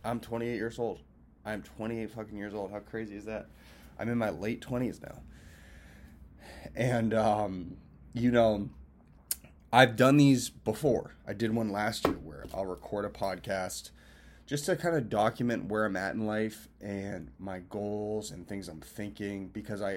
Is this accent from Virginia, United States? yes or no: no; Lincoln, Massachusetts, United States; also born or lived in Cambridge, Massachusetts / Boston / Los Angeles; I'm from Boston. When you and I both know, I'm actually from Cambridge and Lincoln, more so Lincoln